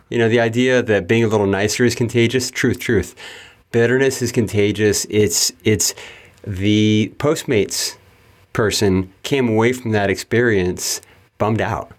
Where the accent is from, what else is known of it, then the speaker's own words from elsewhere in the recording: Yuba City, California, United States; also born or lived in Marysville, California; I was born in Yuba City, California